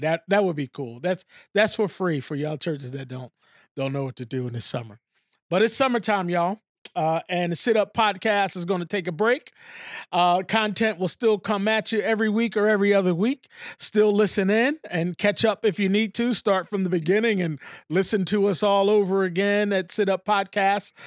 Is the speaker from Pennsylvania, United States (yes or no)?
yes; Philadelphia, Pennsylvania, United States; I'm from Philly